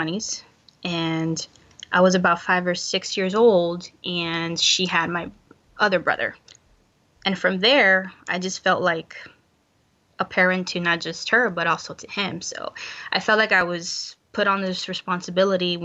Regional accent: Florida, United States; I grew up in Florida, born and raised

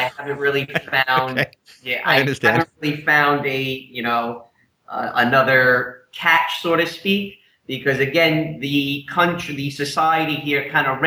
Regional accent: New York, United States; moved away as an adult; I realized real quick why I left New York in the first place

